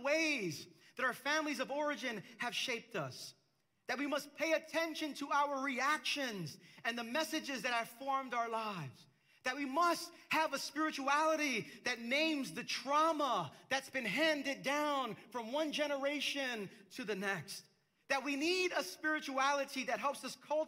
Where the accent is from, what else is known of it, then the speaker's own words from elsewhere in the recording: New York City, New York, United States; also born or lived in Queens, New York City; I grew up in the neighborhood in Brooklyn where I grew up